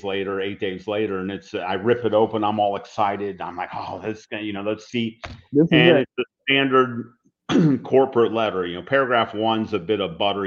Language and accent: English; Cincinnati, Ohio, United States; We were hired by the local big company in my hometown is Procter & Gamble